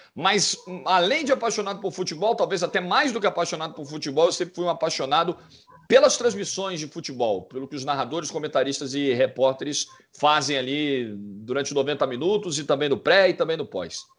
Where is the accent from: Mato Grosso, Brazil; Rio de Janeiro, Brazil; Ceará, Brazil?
Rio de Janeiro, Brazil; eu sou da zona norte do Rio